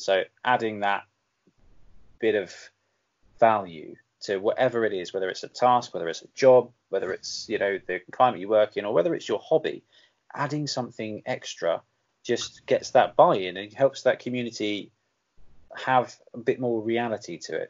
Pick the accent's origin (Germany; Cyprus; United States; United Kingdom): United Kingdom; England; am I still an Englander